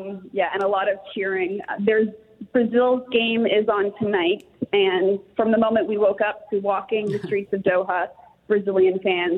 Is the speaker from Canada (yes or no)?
no; England, United Kingdom; Yeah, well, I was born in England, originally from there